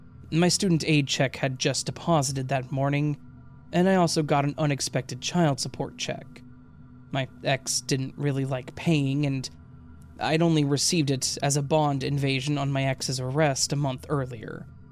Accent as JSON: {"language": "English", "region": "Iowa", "country": "United States", "tie": "born or raised there", "also_born_or_lived": "Illinois", "said": "still lived in Iowa, where we had lived while I was growing up. We're originally from Illinois, and I had made that 468-mile trip hundreds of times over 20 years at that point."}